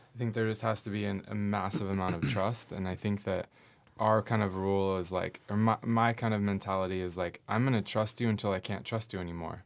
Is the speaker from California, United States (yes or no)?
yes; Northern California, United States; moved away as an adult; now in Portland, United States; I am from Northern California